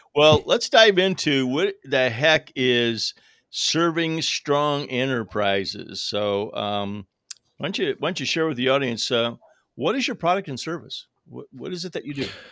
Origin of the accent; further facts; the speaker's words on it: Toledo, Ohio, United States; I grew up around Toledo